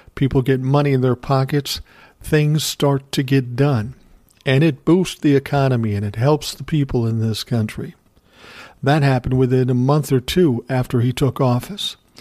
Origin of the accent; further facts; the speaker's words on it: Minneapolis, Minnesota, United States; moved away; I grew up in South Minneapolis